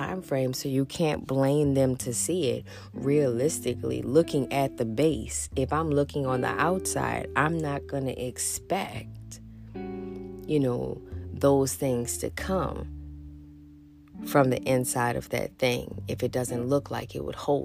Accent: New Orleans, Louisiana, United States; I'm from New Orleans

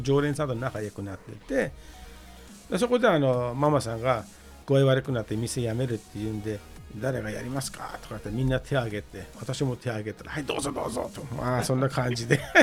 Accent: Iran; Japanese is a second language; moved away as an adult; now in Tokyo, Japan; あのイランから来まして

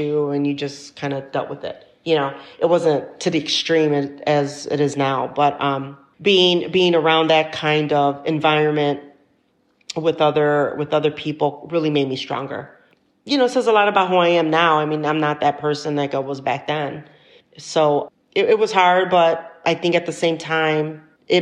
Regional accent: Chicago, Illinois, United States; Growing up in South Chicago definitely made me stronger

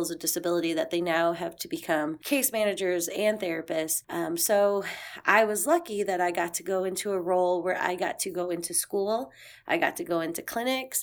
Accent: St. Louis, Missouri, United States; moved away as an adult; also born or lived in Fort Bragg, North Carolina; we decided to move back to my hometown, which is here in St. Louis

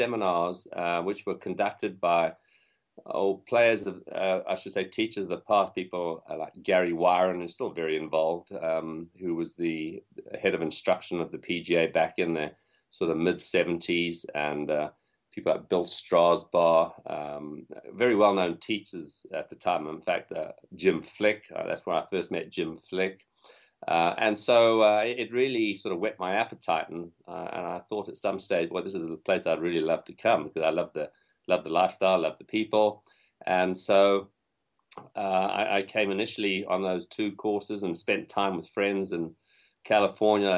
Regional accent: Zimbabwe; moved away; also born or lived in England / Southern Africa; I'm from England originally, probably can tell by my accent, but I grew up in Africa and spent time in a country which is now known as Zimbabwe

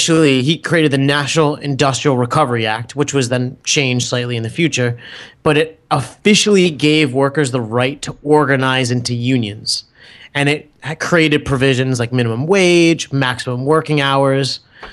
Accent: Metuchen, New Jersey, United States; Oh, no. It was Metuchen Public Library.

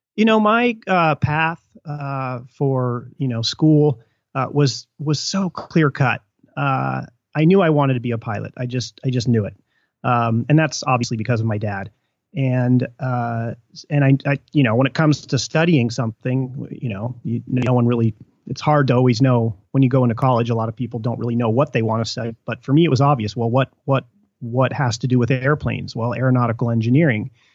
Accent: Mammoth Lakes, California, United States; moved away; when I was growing up in Mammoth

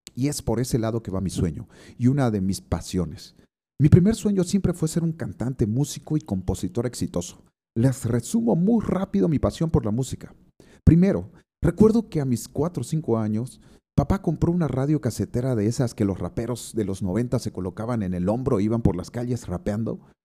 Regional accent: Santa Cruz de la Sierra, Santa Cruz, Bolivia; Santa Cruz, mi tierra amada

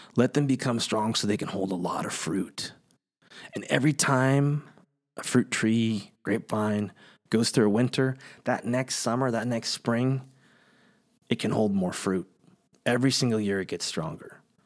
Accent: Kingsburg, California, United States; I grew up in the Central Valley, right in the middle of California, a small town called Kingsburg

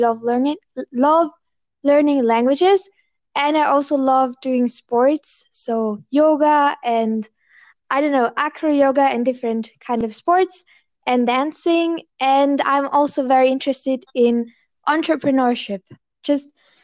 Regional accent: Bavaria, Germany; I'm from Bavaria. So Bavaria is in the south of Germany

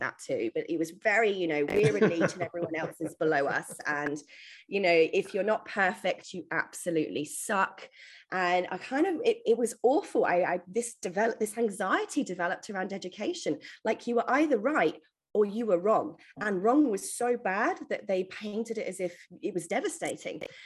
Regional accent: England, United Kingdom; now in Australia; I was originally born in the UK, as you can probably tell from my homegrown accent

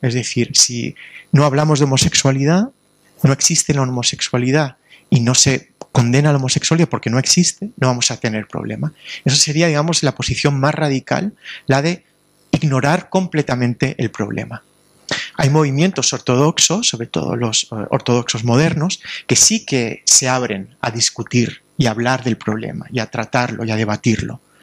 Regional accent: Alicante, Valencian Community, Spain; en Alicante, de donde vengo yo

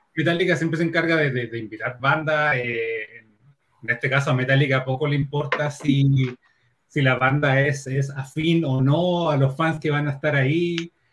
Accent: Chile; aquí en Chile

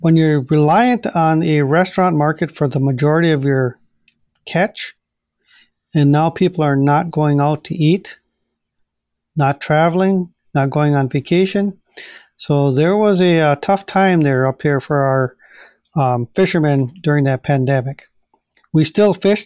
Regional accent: United States; eat fish that's right back in my hometown

